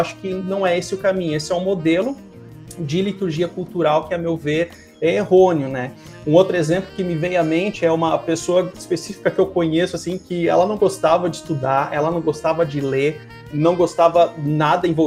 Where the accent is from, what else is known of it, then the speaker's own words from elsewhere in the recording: South Region, Brazil; E, e como sulista tem o chimarrão, né?